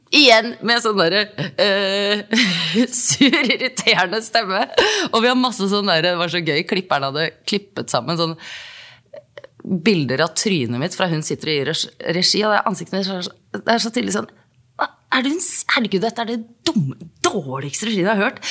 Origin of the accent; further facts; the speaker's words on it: Norway; Jeg er jo norsk